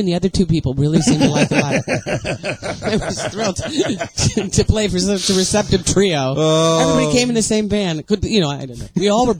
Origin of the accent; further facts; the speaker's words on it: San Francisco, California, United States; moved away; also born or lived in Hollywood; I was born in San Francisco sometime in the last century.